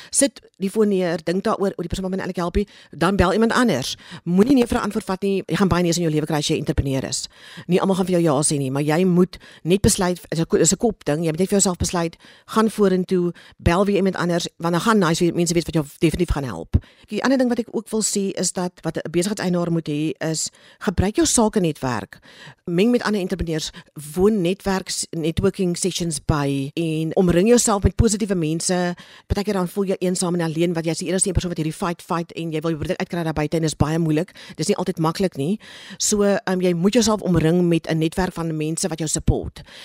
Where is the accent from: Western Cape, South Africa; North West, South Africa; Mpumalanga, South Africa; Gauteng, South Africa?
Western Cape, South Africa; Cape Town; ek het in Kaapstad groot geword